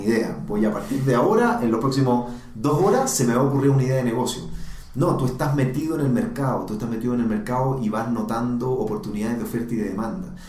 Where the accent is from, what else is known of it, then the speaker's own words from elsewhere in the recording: Chile; moved away as an adult; now in Colombia; soy, soy chileno